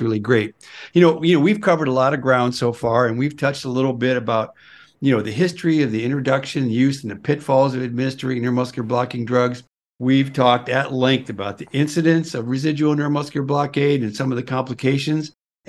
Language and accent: English; Iowa, United States; born there; You know, I was born in Iowa in the middle of the night.